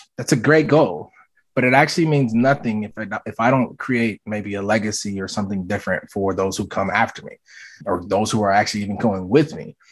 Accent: the North / Midwest, United States; also born or lived in Jackson, Mississippi; now in Minneapolis, United States; I live in Minneapolis, Minnesota. My parents are from the South, and so while I was born in the South but raised in the North

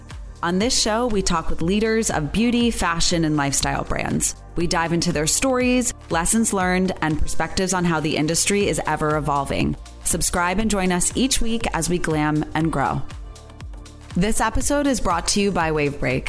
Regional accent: New York, United States; I'm from New York

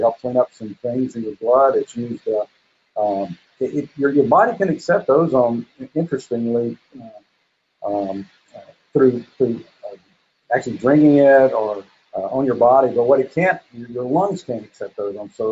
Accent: Cocoa, Florida, United States; I'm from Cocoa, Florida

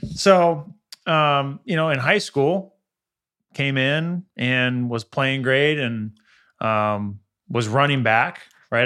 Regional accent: the Valley, California, United States; growing up in the Valley

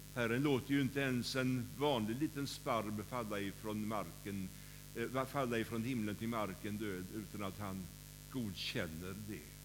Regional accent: Kållered, Västra Götaland, Sweden; När jag var, när jag var barn så var jag med i scouterna i SMU, som det hette då, i Kållered, där jag kommer ifrån.

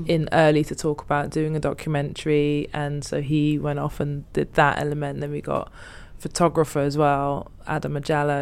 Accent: Amsterdam, North Holland, Netherlands; now in London, United Kingdom; I grew up in Amsterdam

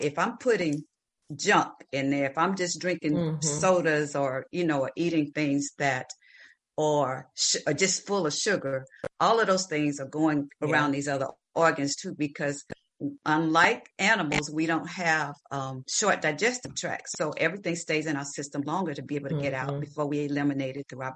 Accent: the South, United States; I grew up, I'm from the South in the country

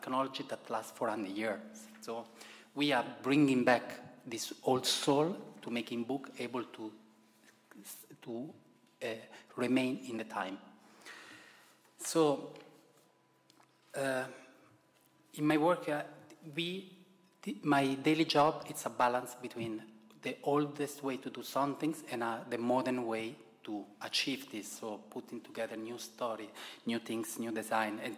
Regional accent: Italy; accent: Italian; English is a second language; you can hear from my accent that I'm very Italian

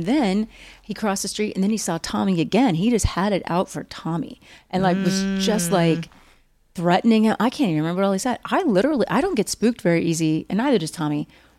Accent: Oklahoma, United States; also born or lived in Missouri / Texas; I grew up there. I grew up in Oklahoma and Texas and Missouri, mainly Oklahoma, Missouri. But I did live in Texas again when I was 18, 19, 20.

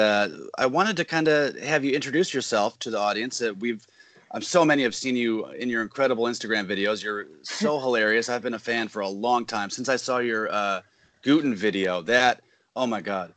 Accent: Arlington Heights, Illinois, United States; moved away as an adult; now in Los Angeles, United States; I grew up in Arlington Heights

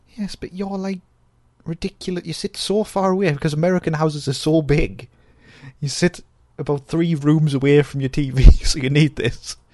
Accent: North East England, United Kingdom; accent: Geordie-ish; We don't, we're not classed as Geordies. We are Geordie-ish.

